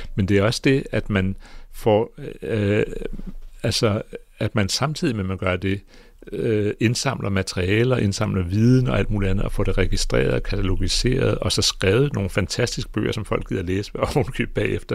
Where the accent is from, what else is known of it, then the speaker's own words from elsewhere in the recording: Greenland; Jeg er geolog, og jeg kommer fra Grønland